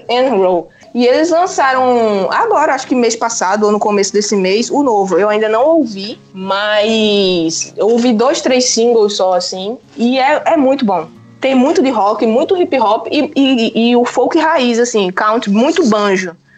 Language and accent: Portuguese; Pernambuco, Brazil; also born or lived in João Pessoa, Paraíba, Brazil; now in Portugal; eu sou pernambucana, morei 10 anos em João Pessoa, agora estou em Portugal.